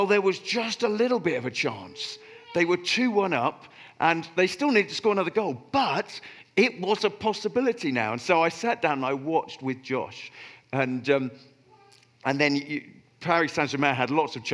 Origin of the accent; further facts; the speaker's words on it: Oxford, South East England, United Kingdom; moved away; I grew up in Oxford, I support Oxford United